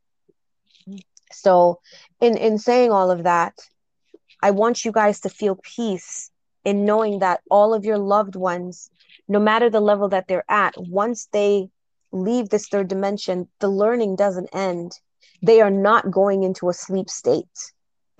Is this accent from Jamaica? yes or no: yes; Jamaica; I'm straight Jamaican